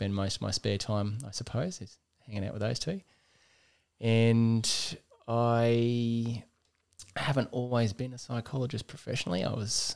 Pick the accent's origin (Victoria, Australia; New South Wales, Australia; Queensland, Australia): Queensland, Australia; Childers; I grew up in Childers